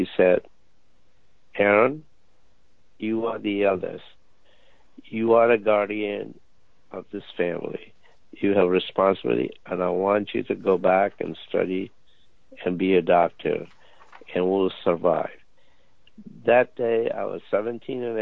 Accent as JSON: {"language": "English", "country": "India", "moved": "as an adult", "lives_now": "United States", "said": "I came all the way from India, 10,000 miles"}